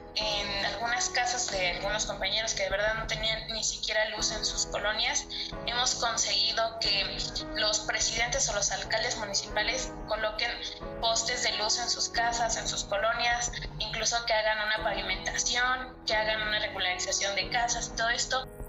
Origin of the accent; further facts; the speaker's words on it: Puebla, Mexico; soy de la ciudad de Puebla